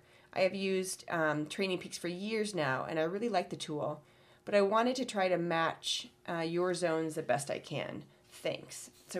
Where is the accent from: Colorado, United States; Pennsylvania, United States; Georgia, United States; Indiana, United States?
Indiana, United States; Indianapolis; I'm from Indianapolis, grew up there on the northeast side